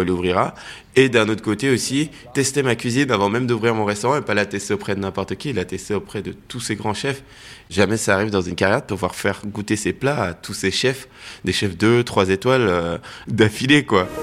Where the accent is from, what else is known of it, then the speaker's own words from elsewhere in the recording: Seine-et-Marne, Île-de-France, France; J'ai grandi euh, en Seine-et-Marne, à, à en brie